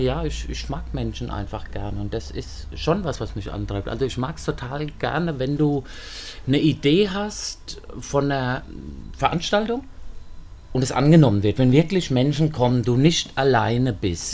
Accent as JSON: {"language": "German", "town": "Aschaffenburg", "region": "Bavaria", "country": "Germany", "moved": "as an adult", "lives_now": "Wiesbaden, Germany", "said": "Ich komme aus Aschaffenburg ursprünglich"}